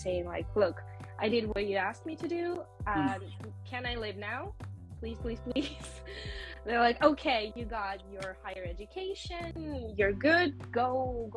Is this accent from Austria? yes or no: yes; Vienna, Austria; moved away; also born or lived in Moscow, Russia; I was born and grew up in Europe